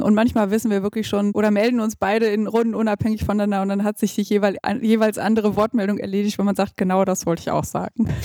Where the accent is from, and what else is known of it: Gütersloh, North Rhine-Westphalia, Germany; born or raised there